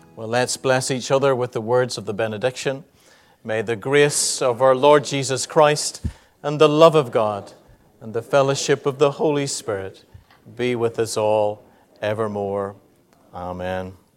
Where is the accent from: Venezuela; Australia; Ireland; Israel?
Ireland; we're Irish